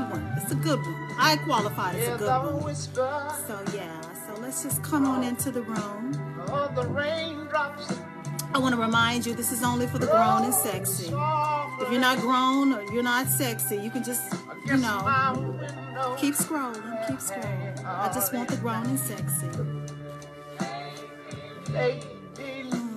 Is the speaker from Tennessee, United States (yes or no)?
no; Dallas, Texas, United States; now in Charlotte, United States; I am from Dallas, Texas, but I'm currently living in the Queen City, Charlotte, North Carolina.